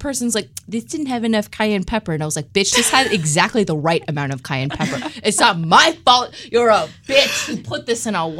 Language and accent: English; United Kingdom; I'm British.